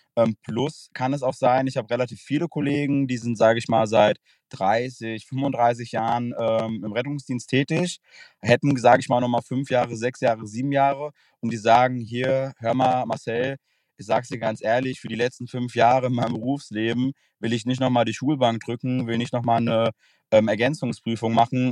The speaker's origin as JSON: {"language": "German", "town": "Frankfurt", "region": "Hesse", "country": "Germany", "said": "Ich komme aus dem Raum Frankfurt"}